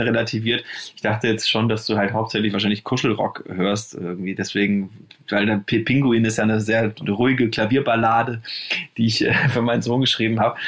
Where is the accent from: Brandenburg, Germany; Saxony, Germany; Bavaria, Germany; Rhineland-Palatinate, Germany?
Bavaria, Germany; Nuremberg; also born or lived in Munich / Cologne; now in Berlin, Germany; ich komme ja aus Nürnberg, äh, äh, bin dann nach München